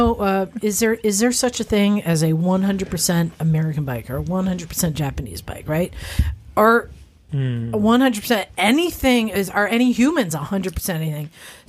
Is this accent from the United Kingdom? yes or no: yes; United Kingdom; So yeah, I'm British, 25% German, 12% Scandinavian.